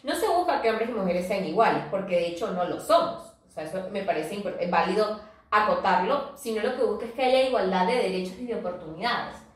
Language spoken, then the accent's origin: Spanish; Venezuela; nosotros que somos venezolanas